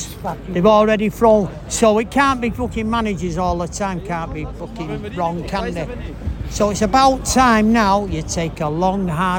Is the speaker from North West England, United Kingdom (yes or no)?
yes; Manchester, North West England, United Kingdom; we're from Manchester.